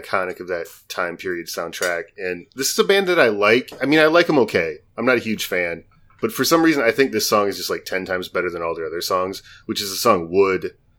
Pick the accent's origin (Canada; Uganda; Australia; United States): United States; Midwest; growing up in the Midwest